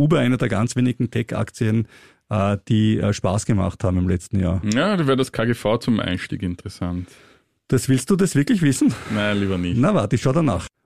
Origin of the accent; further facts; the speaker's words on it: Austria; wie zum Beispiel auch bei uns in Österreich